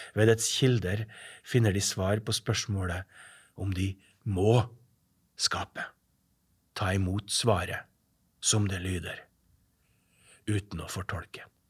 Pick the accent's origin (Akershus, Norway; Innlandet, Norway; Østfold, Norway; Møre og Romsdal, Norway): Møre og Romsdal, Norway; Averøya; moved away; also born or lived in Estonia; Jeg er fra Averøya